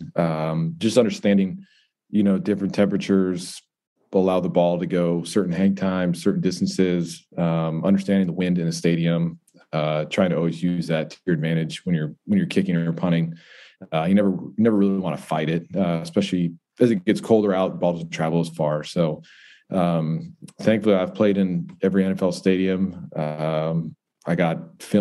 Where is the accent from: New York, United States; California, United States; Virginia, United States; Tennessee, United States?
New York, United States; Buffalo; moved away; growing up in Buffalo, New York.